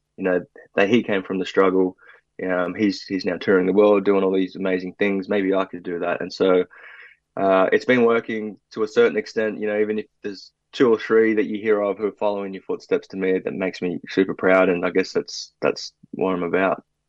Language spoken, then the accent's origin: English; Sydney, New South Wales, Australia; also born or lived in Brazil; growing up in South Sydney, particularly Maroubra, community was everything.